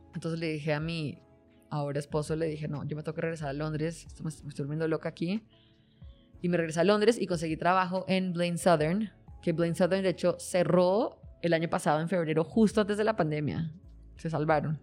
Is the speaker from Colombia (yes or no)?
yes; Colombia; now in Mexico; colombiano, igual que yo